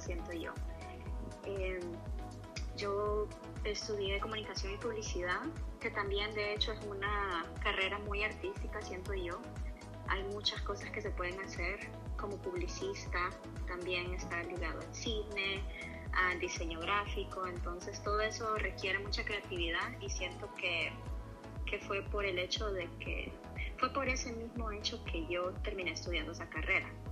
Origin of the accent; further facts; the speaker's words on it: Tegucigalpa, Francisco Morazán, Honduras; moved away as an adult; now in Los Angeles, United States; Tengo casi 32 años y nací en Tegucigalpa